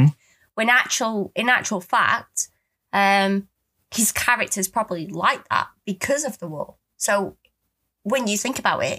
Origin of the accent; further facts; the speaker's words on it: United Kingdom; that could be because I'm British and we've been brought up on these films.